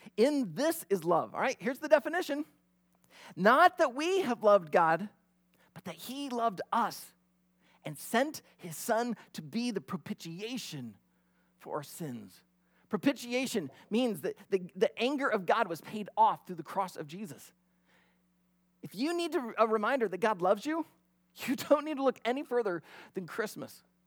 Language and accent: English; near Glenwood, Iowa, United States; moved away; I grew up about only thirty, forty, uh, minutes from Glenwood